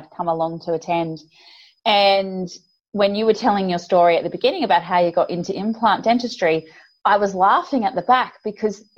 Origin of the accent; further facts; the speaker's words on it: Australia; accent: Australian; I'm from Australia for the listeners out there, as you can probably tell from my accent, which is a little bit grating for some people, the Australian accent